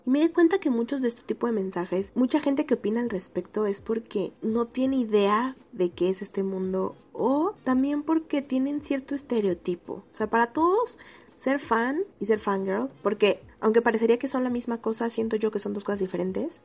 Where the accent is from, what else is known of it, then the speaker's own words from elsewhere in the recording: Mexico City, Mexico; soy de la Ciudad de México